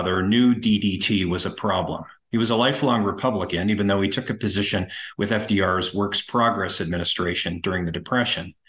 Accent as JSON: {"language": "English", "country": "United States", "tie": "born or raised there", "moved": "yes", "lives_now": "Canada", "said": "I grew up in the Washington, D.C. suburbs and I live in Canada"}